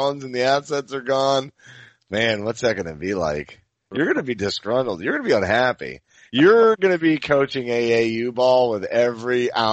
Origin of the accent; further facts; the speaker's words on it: Maine, United States; moved away as an adult; now in Pennsylvania, United States; I grew up in Maine, so I didn't get sun until I moved down here to Pennsylvania 10 years ago